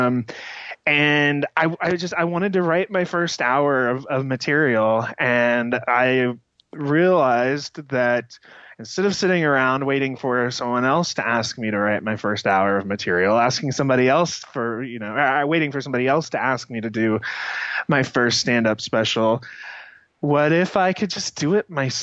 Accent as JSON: {"language": "English", "country": "United States", "tie": "born or raised there", "said": "I grew up outside of Kansas City"}